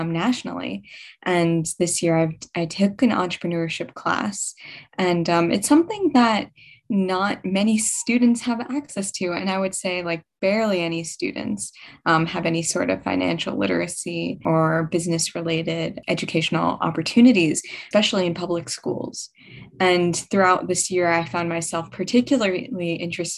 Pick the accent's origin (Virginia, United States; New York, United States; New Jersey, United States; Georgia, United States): New York, United States; New York City; I'm a high school junior from Brooklyn, New York